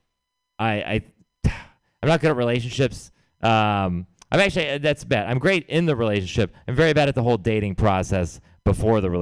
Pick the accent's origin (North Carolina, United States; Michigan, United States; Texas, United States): Texas, United States; moved away; I'm from Texas.